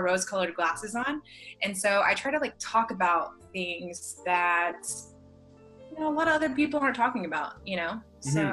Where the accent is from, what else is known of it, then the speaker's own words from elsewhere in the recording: Mississippi, United States; I grew up in Mississippi, like the deep, like south of the United States